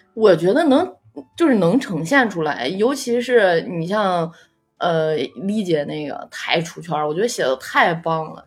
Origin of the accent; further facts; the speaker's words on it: northern China, China; 我是一个纯北方长大的演员